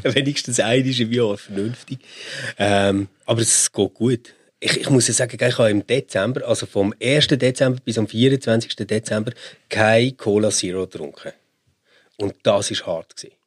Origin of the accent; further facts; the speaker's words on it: Switzerland; als Schweizer, als Europäer